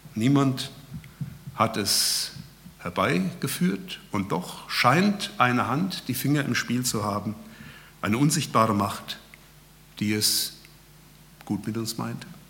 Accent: Hesse, Germany; also born or lived in Berlin; now in Lonsingen, Germany; Ursprünglich kommen wir aus Hessen

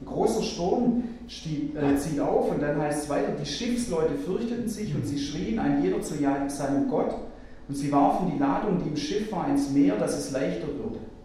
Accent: Germany; bei uns in Deutschland

